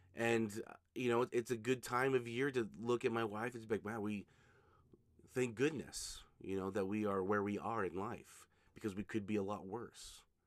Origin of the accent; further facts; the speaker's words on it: Utah, United States; here in Utah, my home state